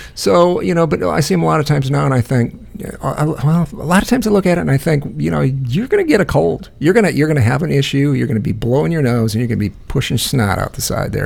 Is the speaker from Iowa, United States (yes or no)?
yes; Iowa, United States; I grew up in Iowa